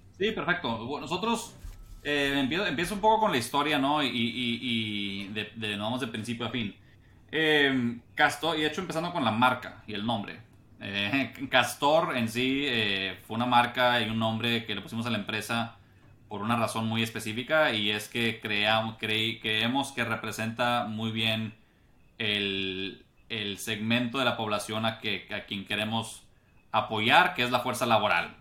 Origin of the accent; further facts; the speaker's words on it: Monterrey, Nuevo León, Mexico; moved away as an adult; also born or lived in United States; yo soy eh, regiomontano de Monterrey. Ahí nací, ahí crecí